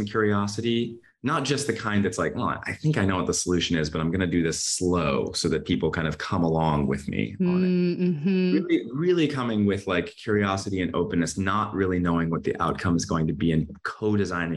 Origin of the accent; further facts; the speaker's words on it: Midwest, United States; growing up in the Midwest